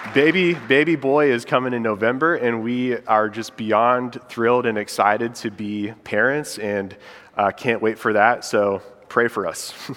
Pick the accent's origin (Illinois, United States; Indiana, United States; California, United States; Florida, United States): Indiana, United States; moved away as an adult; now in Charlotte, United States; my wife and I, Molly, we're from Indiana and we've been here in Charlotte for about six years now